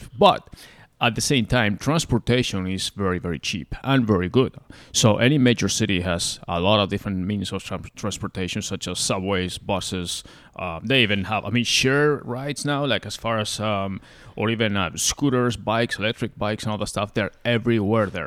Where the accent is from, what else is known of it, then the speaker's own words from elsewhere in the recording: Spain; now in United States; I'm originally from there and I grew up in Spain